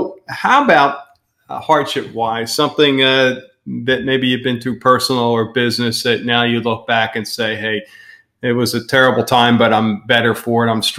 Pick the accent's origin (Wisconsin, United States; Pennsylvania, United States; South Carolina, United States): Pennsylvania, United States; right outside of Philadelphia; moved away as an adult; also born or lived in Southwest Florida; now in Florida, United States; We're from Pennsylvania, right outside of Philadelphia.